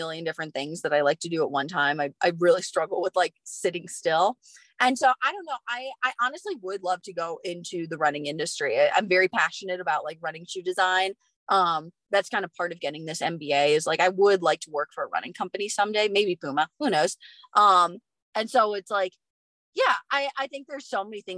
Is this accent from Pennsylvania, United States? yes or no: no; Wisconsin, United States; now in Flagstaff, United States; where I grew up in Wisconsin